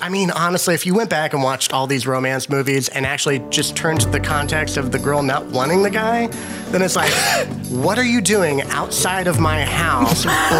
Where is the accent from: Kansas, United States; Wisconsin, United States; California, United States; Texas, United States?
Kansas, United States; now in Chicago, United States; back in Kansas, back, you know, my home state.